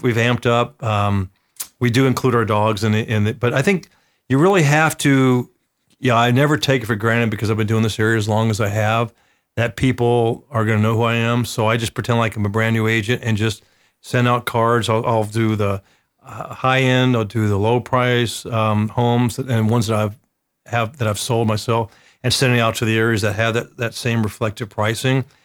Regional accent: the South, United States; I'm from the South.

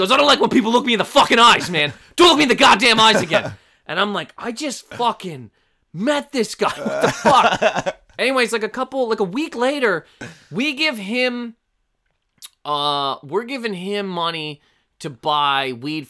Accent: Canada; I thought I was getting kicked out of the country because I'm Canadian.

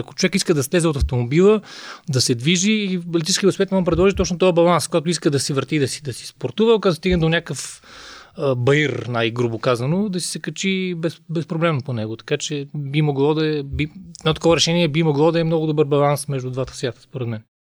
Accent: Sofia, Sofia City, Bulgaria; съм софиянец

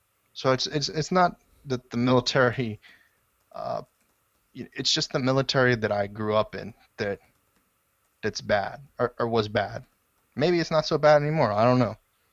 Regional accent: Nevada, United States; born there; now in Texas, United States; I was born in Nevada.

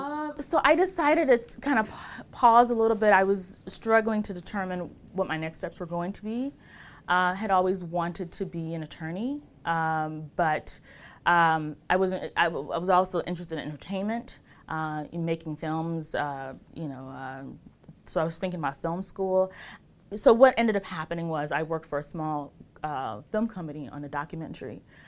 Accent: Chicago, Illinois, United States; also born or lived in New York; I grew up in Rogers Park.

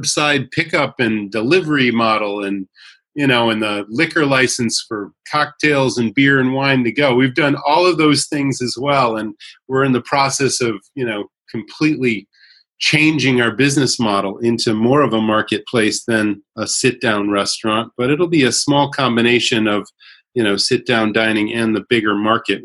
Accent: Holyoke, Massachusetts, United States; moved away as an adult; also born or lived in Rhode Island / Los Angeles / New York; I grew up in a city called Holyoke on the banks of the Connecticut River

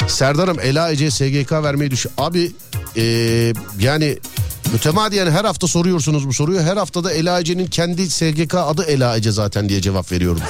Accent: Istanbul, Turkey

